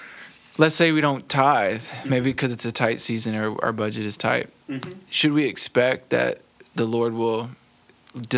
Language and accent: English; United States; I'm an American who's never had anything hard happen to me